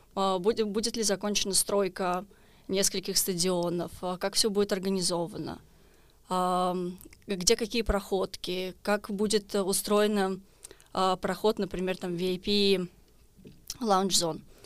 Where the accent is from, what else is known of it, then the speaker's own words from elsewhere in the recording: Israel; я из Израиля